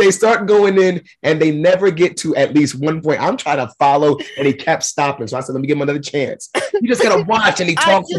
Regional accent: New York, United States; also born or lived in Henderson, Nevada / Summerlin, Nevada; now in Las Vegas area, United States; growing up in New York

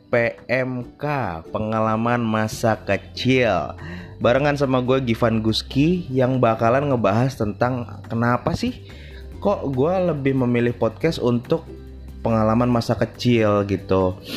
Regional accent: Jakarta, Indonesia; tapi masih masa kecil gue ada di Jakarta

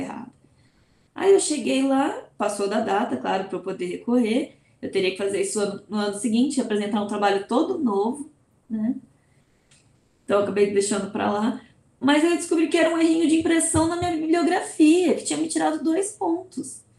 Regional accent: Brazil; first language Portuguese; also born or lived in Portugal

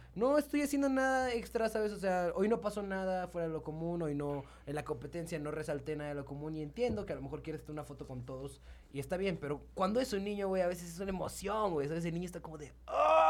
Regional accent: San Luis Potosí, Mexico; now in Mexico City, Mexico; soy de San Luis

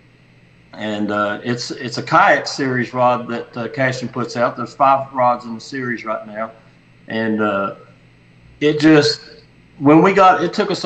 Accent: Wayne County, West Virginia, United States; now in Bluefield, United States; I'm from Bluefield, West Virginia, Wayne County originally in West Virginia

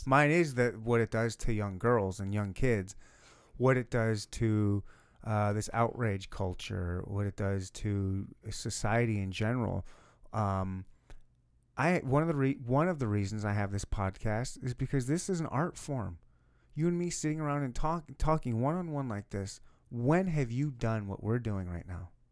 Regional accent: Michigan, United States; now in Kansas City, United States; I grew up in Michigan, when we have beaches everywhere

